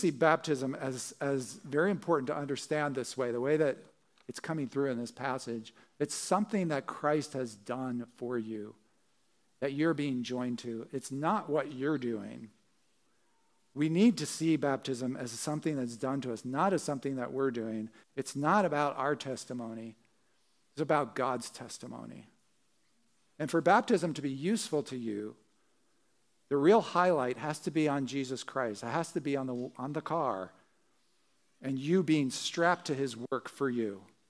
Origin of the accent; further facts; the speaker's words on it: New Jersey, United States; as I said, growing up in Jersey, would go down to the shore, you know, go on these roller coasters.